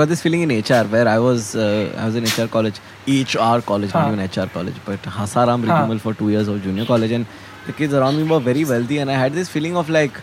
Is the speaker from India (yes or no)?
yes; Mumbai, Maharashtra, India; English is a second language; We are both South Bombay boys